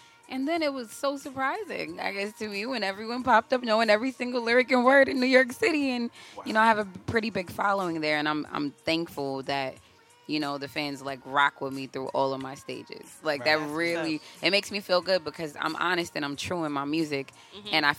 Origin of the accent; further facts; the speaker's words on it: Jamaica; I'm Jamaican.